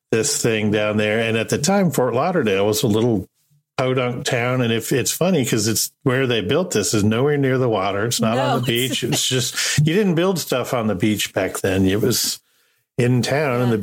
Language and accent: English; Marshall Islands; also born or lived in Hawaii; Uh, I grew up in the South Pacific